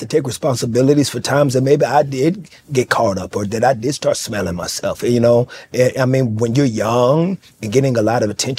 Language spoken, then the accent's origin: English; Fort Worth, Texas, United States; You know, there was a liquor store around the corner. You know, there were prostitutes at this pool shack right across the street that we went to go play pool in.